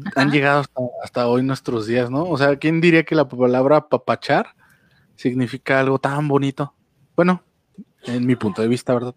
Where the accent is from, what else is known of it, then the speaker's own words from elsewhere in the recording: Mexico; soy mexicano